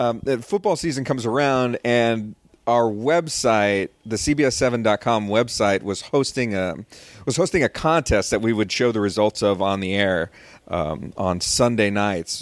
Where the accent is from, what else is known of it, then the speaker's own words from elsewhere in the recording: Rio Grande Valley, Texas, United States; also born or lived in Austin, Texas; I grew up in the Rio Grande Valley